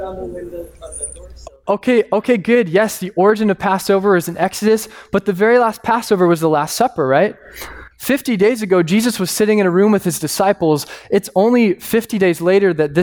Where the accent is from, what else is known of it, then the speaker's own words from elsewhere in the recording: Phoenix, Arizona, United States; being a kid growing up in Phoenix. We don't have tornadoes there